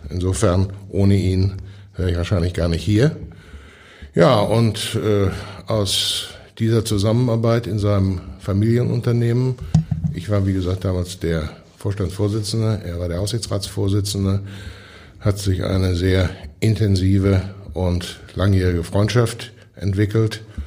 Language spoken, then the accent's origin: German; Hamm, North Rhine-Westphalia, Germany; Ich bin ja aufgewachsen in Hamm. Das war damals eine klassische Bergarbeiterstadt